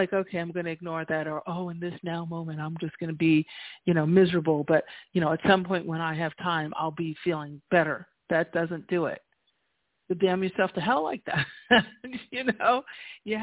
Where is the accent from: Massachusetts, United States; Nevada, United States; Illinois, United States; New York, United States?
New York, United States; moved away as an adult; also born or lived in New Jersey; now in La Jolla, United States; I'm a New Yorker by trade, right? I was born in New York. I was born and raised, and then spent 22 years in Jersey before I came to La Jolla, to California